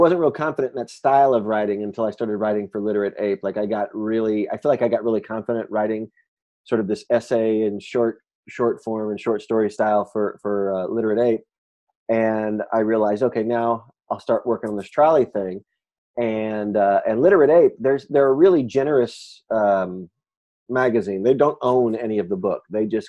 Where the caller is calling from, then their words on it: Chicago, Illinois, United States; Well, I'm calling you from Chicago.